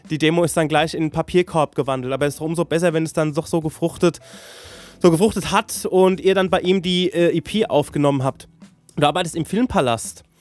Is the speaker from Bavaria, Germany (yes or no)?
no; Saarland, Germany; ich komme aus dem Saarland